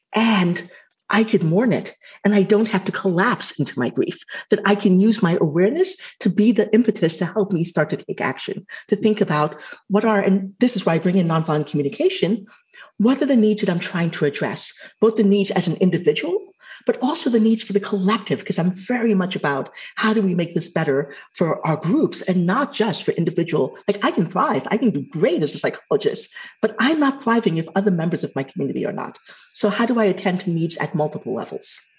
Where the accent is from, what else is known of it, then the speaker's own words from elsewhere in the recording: Trinidad & Tobago; I'm Afro Caribbean. And so I can hook onto the fact that I'm Trinidadian